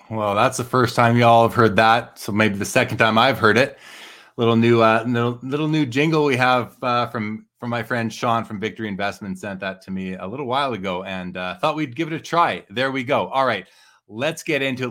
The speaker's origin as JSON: {"language": "English", "town": "Winnipeg", "region": "Manitoba", "country": "Canada", "moved": "yes", "said": "I'm from Winnipeg originally"}